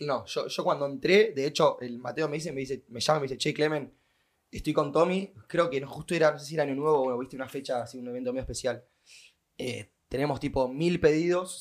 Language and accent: Spanish; Mar del Plata, Buenos Aires Province, Argentina; nací en la Cámara del Plata en el 1998